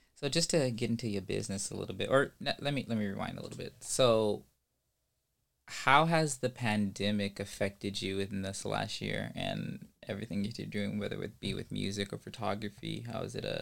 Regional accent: Ventura County, California, United States; I'm from Ventura County.

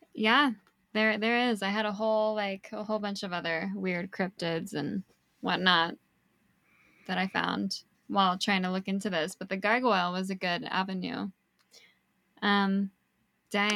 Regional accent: Niwot, Colorado, United States; my hometown

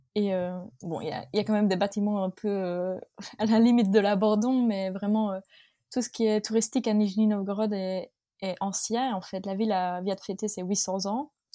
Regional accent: north of the Arlon area, Wallonia, Belgium; toute ma famille vient de ma région natale, c'est-à-dire le, le, nord de la région d'Arlon en Belgique. Donc euh, vraiment, on n'a pas bougé

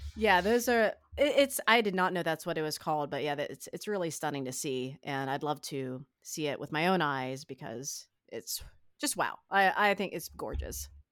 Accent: East Coast, United States; someone like me who's grown up on the eastern side of the country

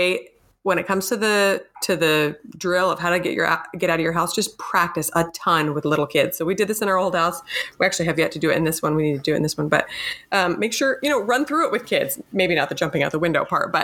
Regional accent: Michigan, United States; I grew up in Michigan

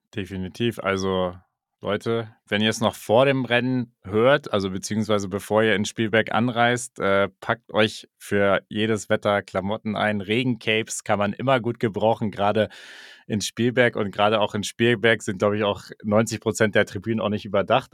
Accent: Germany; so als Deutscher

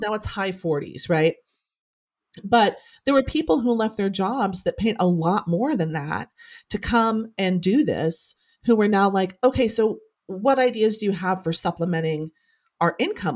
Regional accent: Norman, Oklahoma, United States; I'm a townie, like, I was born and raised in Norman

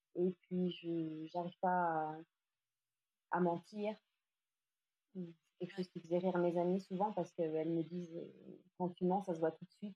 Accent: Lyon, Auvergne-Rhône-Alpes, France; moved away as an adult; also born or lived in Asia; je suis lyonnaise, même si j'ai vécu quelques années en Asie

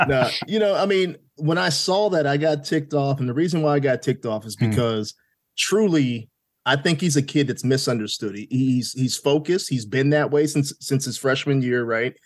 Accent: Pittsburgh, Pennsylvania, United States; now in Richmond, United States; I was born in Pittsburgh.

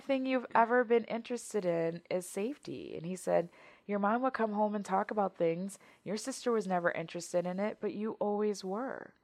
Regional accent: Wisconsin, United States; I'm born and raised um, in Wisconsin, so I've been here the majority of my life.

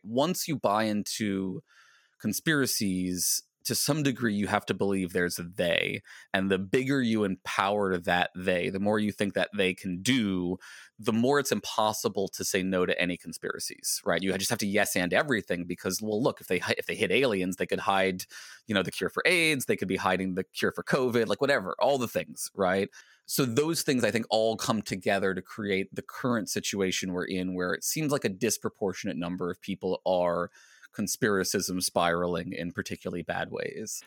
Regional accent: Virginia, United States; I grew up in Virginia

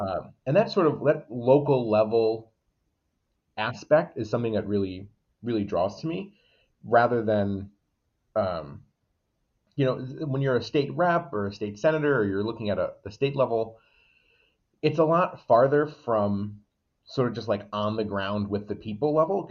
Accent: Waterbury, Connecticut, United States; born and raised in Waterbury

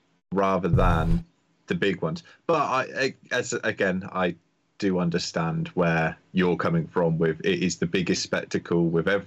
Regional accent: United Kingdom; being a Brit

